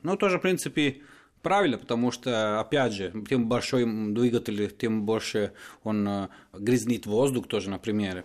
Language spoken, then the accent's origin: Russian; Turin, Piedmont, Italy; Russian is a second language; moved away as an adult; now in Moscow, Russia; я из Турина, в принципе, это четвертый город в Италии